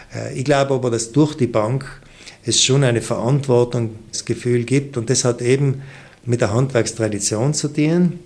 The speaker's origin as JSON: {"language": "German", "area": "South Tyrol", "region": "Trentino-Alto Adige", "country": "Italy", "said": "wir sind Südtiroler"}